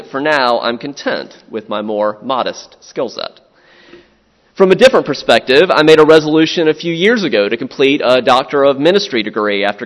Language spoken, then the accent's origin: English; Florence, South Carolina, United States; moved away; also born or lived in Louisiana / Southern Maryland; I grew up in Florence, South Carolina